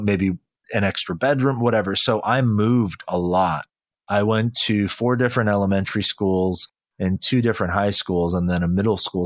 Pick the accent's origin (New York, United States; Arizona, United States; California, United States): California, United States; also born or lived in Incheon, South Korea; My mother and I moved to California when I was really young